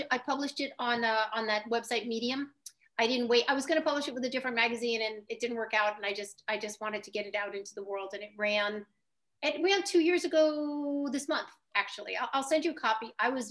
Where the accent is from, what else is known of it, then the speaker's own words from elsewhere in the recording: New York City, New York, United States; I grew up near Montague Street